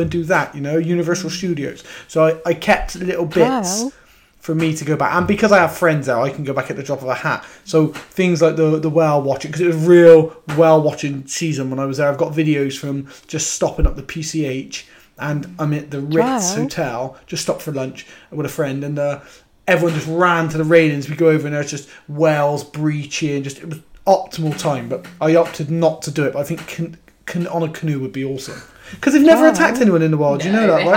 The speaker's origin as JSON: {"language": "English", "region": "England", "country": "United Kingdom", "said": "I'm from England."}